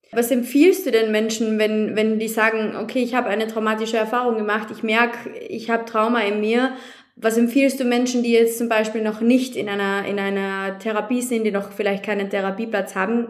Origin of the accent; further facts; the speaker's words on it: Austria; bei uns in Österreich